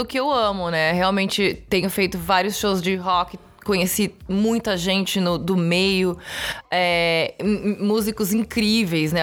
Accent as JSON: {"language": "Portuguese", "region": "São Paulo", "country": "Brazil", "moved": "as an adult", "lives_now": "Los Angeles, United States", "said": "Sou de São Paulo, capital."}